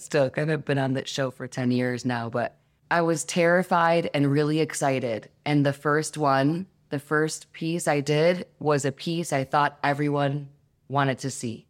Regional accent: Detroit, Michigan, United States; I come from Detroit, which is the mecca of house music and techno music

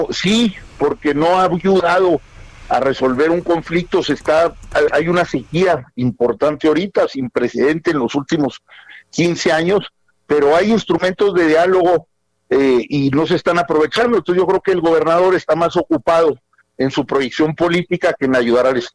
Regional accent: Chihuahua, Mexico; Soy chihuahuense

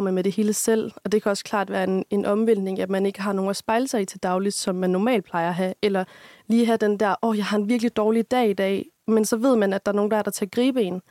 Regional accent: Aarhus, Central Denmark Region, Denmark; moved away as an adult; now in Aalborg, Denmark; jeg kommer egentlig oprindeligt fra Aarhus af

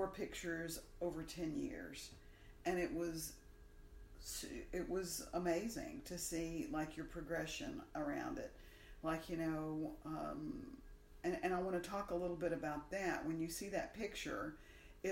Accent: Alabama, United States; we're from Alabama

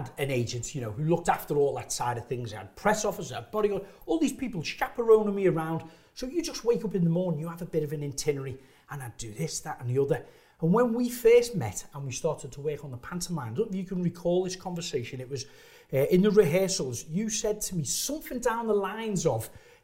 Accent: Liverpool, North West England, United Kingdom; moved away as an adult; also born or lived in Shropshire; I come from Liverpool, didn't have the best education.

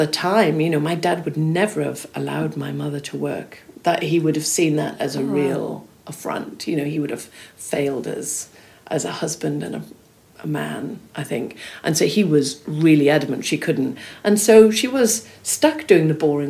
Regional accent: Swansea, Wales, United Kingdom; when I was growing up in South Wales, I remember going into Smith's and there'd be glossy magazines on the shelves in the magazine sort of section in Smith's in Swansea

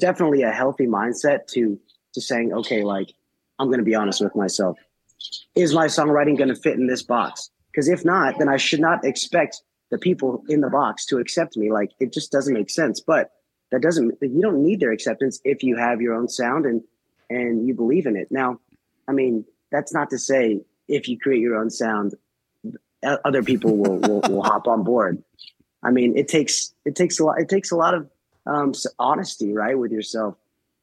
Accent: Nashville, Tennessee, United States; growing up in Nashville, I mean, a lot of my buddies' parents were in bands

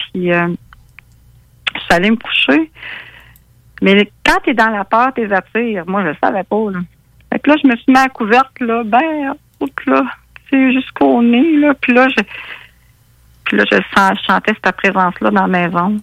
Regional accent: Quebec City, Quebec, Canada; now in Rivière-à-Pierre, Canada; je viens de Québec, je reste à Rivière-à-Pierre

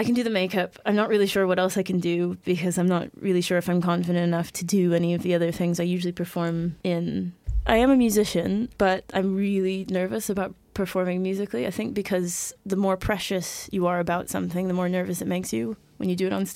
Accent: United States; accent: American; moved away; As you may have guessed by my accent, I am in fact American

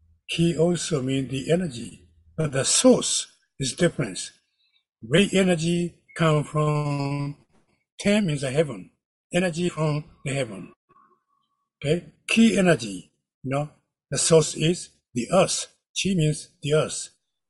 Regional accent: Kyoto, Japan; I am from Kyoto, Japan

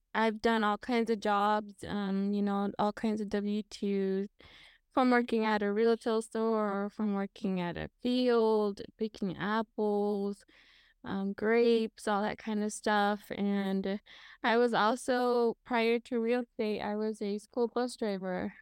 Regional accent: Washington, United States; I was born and raised in Washington State, um, that is currently where I live

